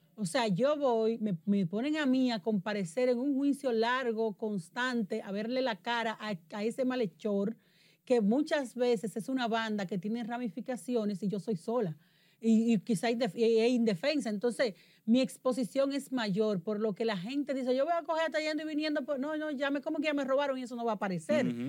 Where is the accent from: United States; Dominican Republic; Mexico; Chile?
Dominican Republic; moved away; en la zona de Elías Piña, próximo a mi tierra